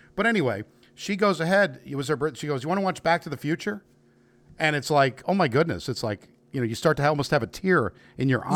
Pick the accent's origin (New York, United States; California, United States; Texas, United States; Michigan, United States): New York, United States; now in Kentucky, United States; I am from New York and living in Kentucky